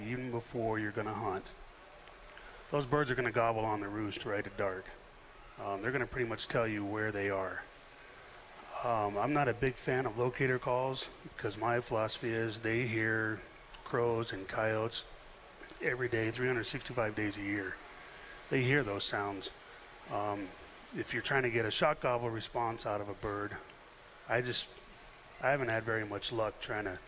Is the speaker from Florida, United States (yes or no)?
no; Texas, United States; I'm from Texas.